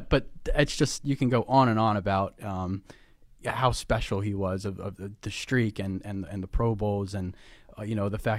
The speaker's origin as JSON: {"language": "English", "town": "Baltimore", "region": "Maryland", "country": "United States", "tie": "born or raised there", "said": "You know, as you guys know, I grew up in Baltimore. I did attend Ravens games."}